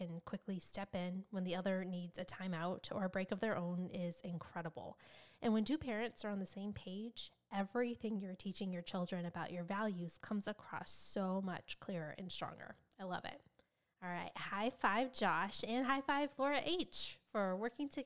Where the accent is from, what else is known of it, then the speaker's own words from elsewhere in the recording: United States; as an American